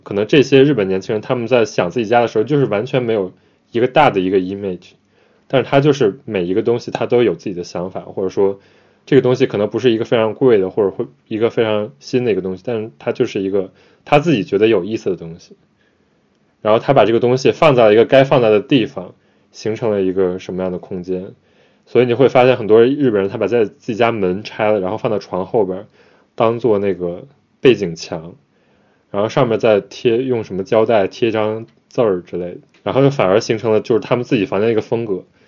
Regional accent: China; now in Japan; 我们可能从小在中国长大

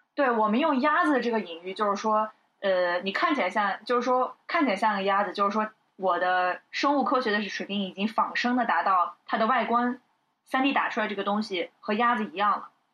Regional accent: China; 我们作为中国人

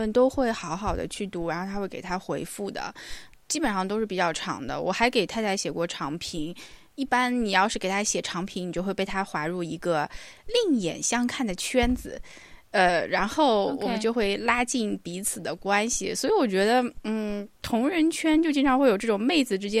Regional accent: Hangzhou, Zhejiang, China; 首先，我作为一个杭州人，我可能一共去过三次岳王庙

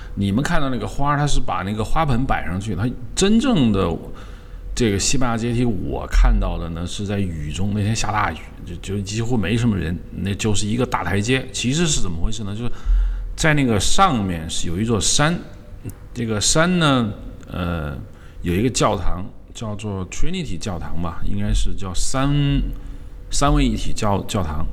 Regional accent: China; 我们中国人翻译为叫做平丘

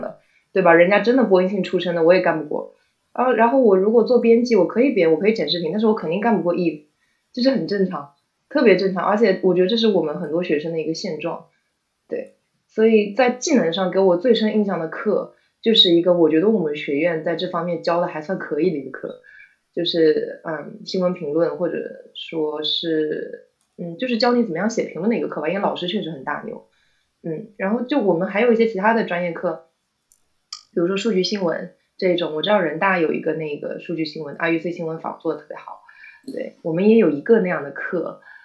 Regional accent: Zhejiang, China; 我是浙江的新高考改革第一届小白鼠

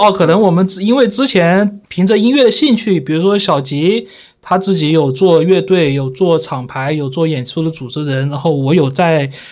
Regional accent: Guangzhou, Guangdong, China; 我小时候就住在那个武山啊，就是啊。华工啊、华农的那边嘛

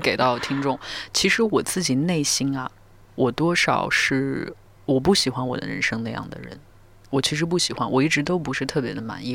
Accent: Northwest China, China; now in Beijing, China; 我是一个西北人，然后，嗯，副歌在，我，是我第一次尝试用一些我自己方言的东西

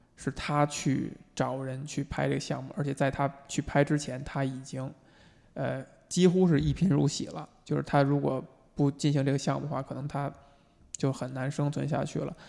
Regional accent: China; 作为中国人

